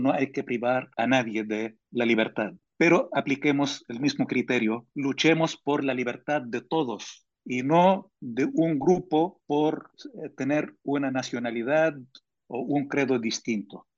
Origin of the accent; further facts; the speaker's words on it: Palestine; now in Spain; yo como palestino que lucho por la libertad mía y de mi pueblo